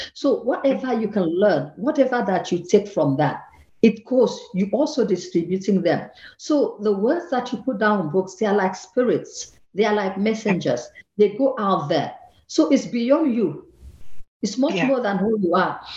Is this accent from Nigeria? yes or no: yes; Akwa Ibom, Nigeria; moved away as an adult; also born or lived in Lagos, Nigeria; now in Vienna, Austria; I come from Akwa Ibom, that's in the southern part of Nigeria, and they took me to Lagos